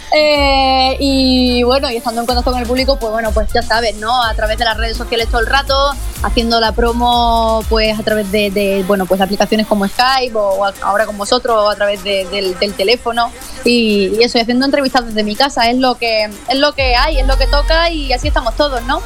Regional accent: Málaga, Andalusia, Spain; yo soy andaluza, eh, soy hija de una cantadora de flamenco

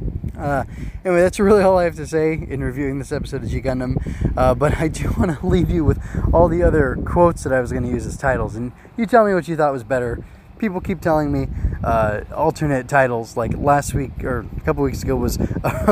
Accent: United States; as an American

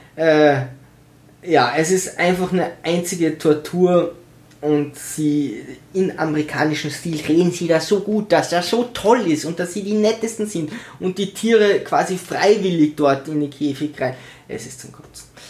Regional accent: Tyrol, Austria; ich bin in Tirol geboren, meine Cousine ist in Tirol geboren, meine Mutter ist in Tirol geboren

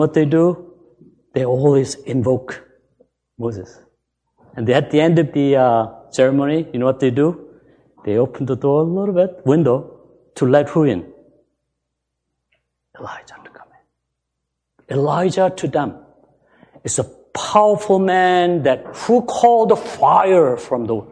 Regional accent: South Korea; moved away; I was born in Korea

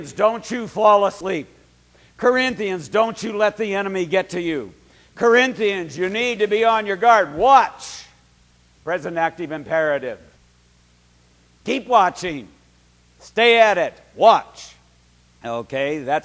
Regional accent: Berkeley, California, United States; I lived at 2142 Ward Street in Berkeley, California, and I was 11 years old

